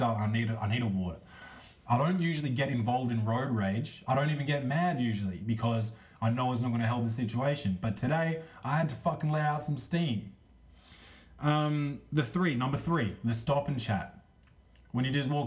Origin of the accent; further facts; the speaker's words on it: Australia; I'm Australian.